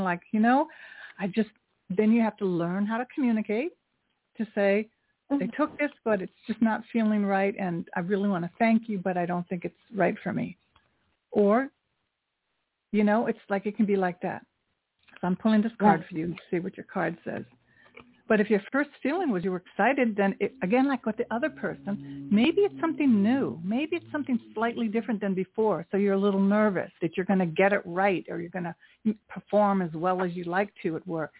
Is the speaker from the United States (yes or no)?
yes; New York, United States; I'm from New York too